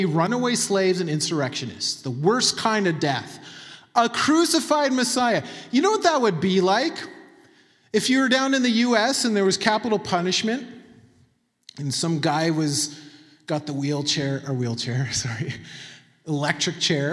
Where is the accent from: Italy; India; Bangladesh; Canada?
Canada; Manitoba; I'm from Manitoba